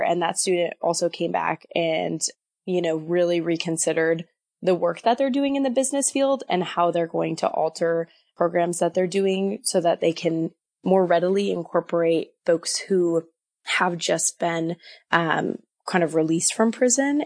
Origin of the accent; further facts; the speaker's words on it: Wisconsin, United States; moved away as an adult; now in Moscow, Idaho, United States; I came from Wisconsin. I had grown up there, lived there my whole life